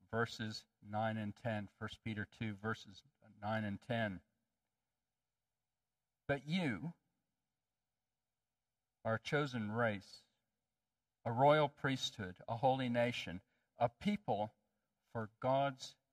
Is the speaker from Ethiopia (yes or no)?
yes; Ethiopia; I grew up in Ethiopia. My parents were missionaries, and I loved Ethiopia, but there was a problem. In Ethiopia, I stuck out like a sore thumb.